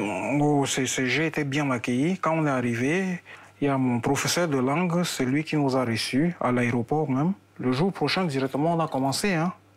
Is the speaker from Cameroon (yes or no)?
yes; Cameroon; now in Tver, Russia; c'est mon pays natal